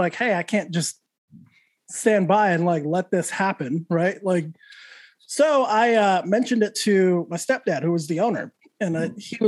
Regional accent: Santa Fe, New Mexico, United States; Santa Fe, New Mexico, born and raised

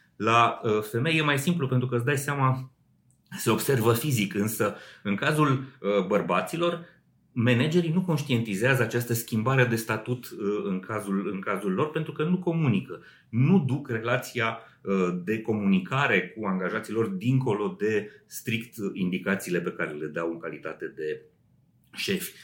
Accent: Romania; la noi în țară

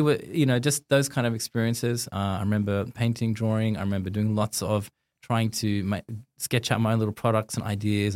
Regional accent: Sydney, New South Wales, Australia; I grew up in Sydney

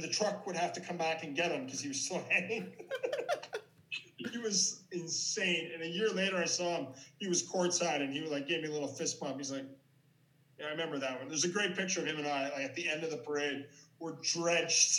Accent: Ottawa, Ontario, Canada; my hometown hockey team, the Senators

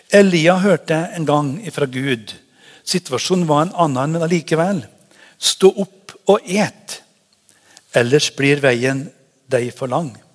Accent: Trøndelag, Norway; now in Haugesund, Norway; Jeg er trønder, men det er lenge siden jeg har bodd der oppe

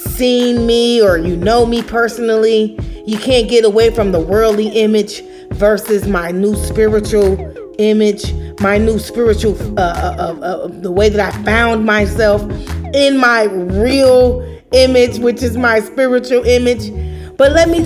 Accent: Chicago, Illinois, United States; now in Atlanta, United States; I'm from Chicago. I live in Atlanta. You know, I'm a cool chick from the South Side.

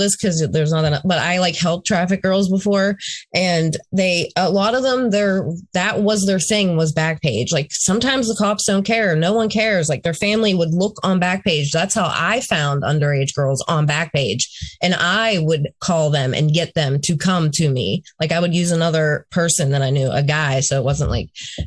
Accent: Pittsburgh, Pennsylvania, United States; born or raised there

